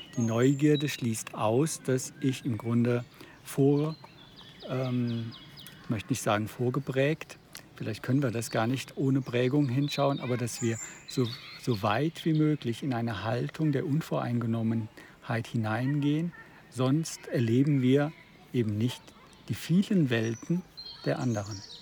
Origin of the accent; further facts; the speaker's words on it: Freiburg, Baden-Württemberg, Germany; ich bin äh, als Badener aus Freiburg